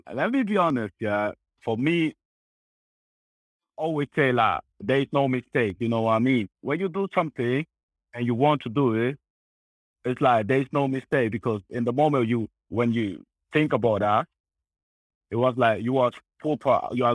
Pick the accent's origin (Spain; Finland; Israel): Spain; also born or lived in Congo / Munich; now in Austria; I grew up in Spain